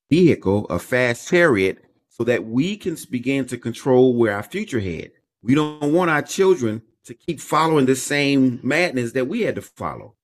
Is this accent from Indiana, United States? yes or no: no; Chicago, Illinois, United States; I was born and raised in Chicago, Illinois